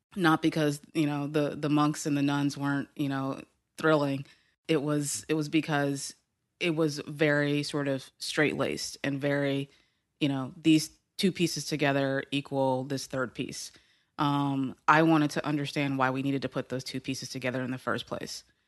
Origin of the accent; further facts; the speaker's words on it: Houston, Texas, United States; in Houston, Texas